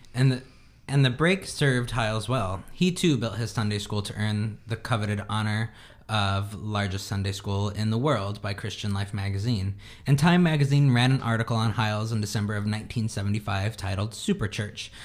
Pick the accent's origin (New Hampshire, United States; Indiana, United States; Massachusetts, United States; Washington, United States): Indiana, United States; moved away; we grew up like in Indiana